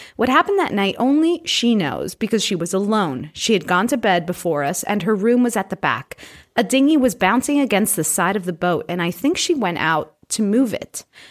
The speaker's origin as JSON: {"language": "English", "region": "Florida", "country": "United States", "said": "I'm from Florida"}